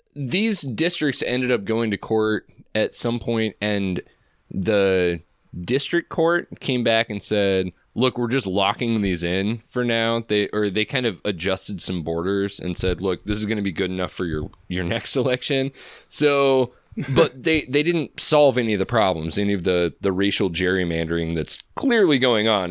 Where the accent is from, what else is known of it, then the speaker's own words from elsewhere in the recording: Texas, United States; my home state and our home region